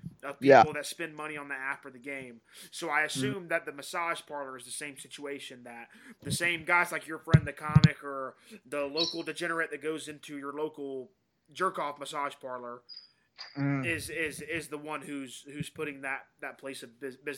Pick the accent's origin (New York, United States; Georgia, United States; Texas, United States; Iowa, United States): Georgia, United States; There's 3 places in my hometown